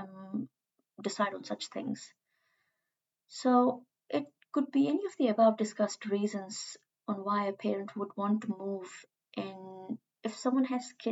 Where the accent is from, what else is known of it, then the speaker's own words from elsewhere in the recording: India; moved away as an adult; now in New Zealand; as I am from India